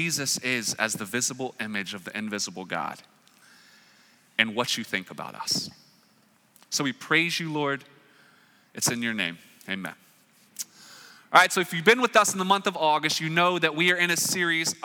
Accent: Raleigh, North Carolina, United States; moved away; I'm from Raleigh, North Carolina

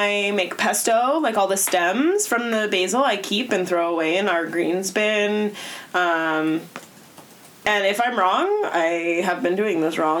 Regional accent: La Mesa, California, United States; I'm from La Mesa

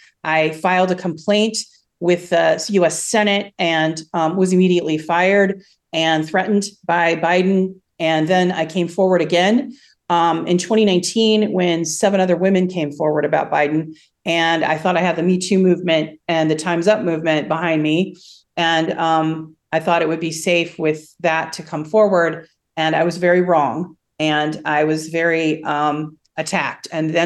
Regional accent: United States; moved away as an adult; now in Russia; I definitely don't feel like I come from America, the land of the free, right?

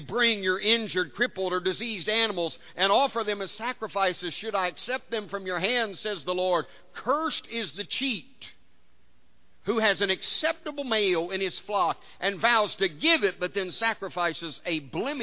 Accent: United States; being born and raised in America

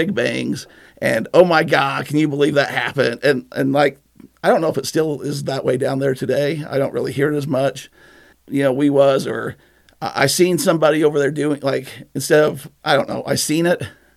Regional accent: Nephi, Utah, United States; I'm from Nephi.

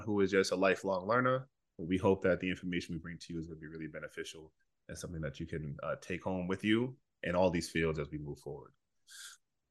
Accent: Boston, Massachusetts, United States; moved away; I'm from Boston originally

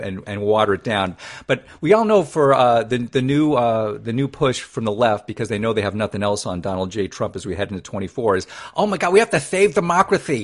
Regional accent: California, United States; my home state

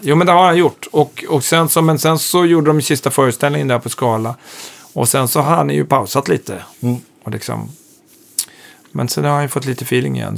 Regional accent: Hälsingland, Gävleborg County, Sweden; also born or lived in Hudiksvall; now in Stockholm, Sweden; jag är ju född i Stockholm och sen uppflyttad till Hälsingland, gröna vågen uppflyttad

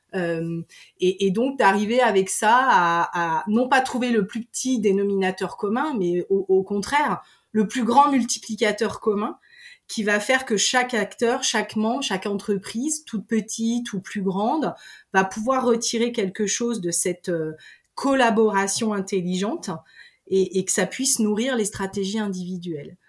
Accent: Pays de Savoie, Auvergne-Rhône-Alpes, France; je suis originaire euh, des pays de Savoie.

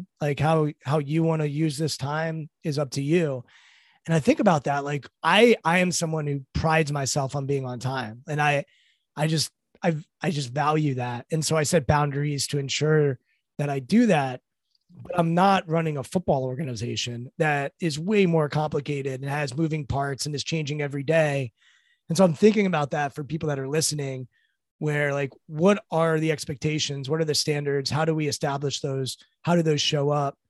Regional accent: Washington, District of Columbia, United States; I'm from Washington, D.C., and I grew up, I was born in the 80s

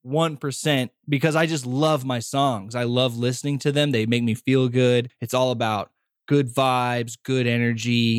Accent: Colorado, United States; moved away; also born or lived in Los Angeles; I'm from Colorado, and I wanted to move out to Los Angeles

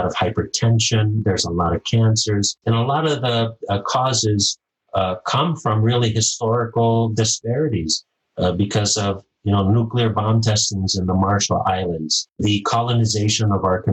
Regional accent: Micronesia; moved away; I'm from Micronesia

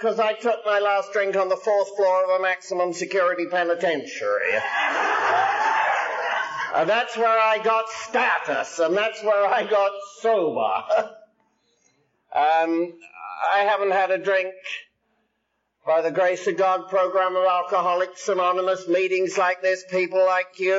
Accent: England, United Kingdom; now in United States; I'm English by birth, I'm Irish by disease, I'm Scotch by absorption, and I'm American by adoption

